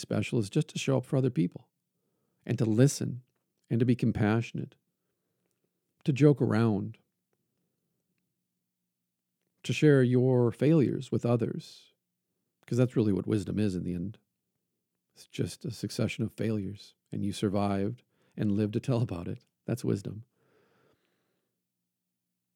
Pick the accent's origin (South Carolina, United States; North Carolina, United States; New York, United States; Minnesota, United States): Minnesota, United States; Brainerd; I was born in Brainerd, Minnesota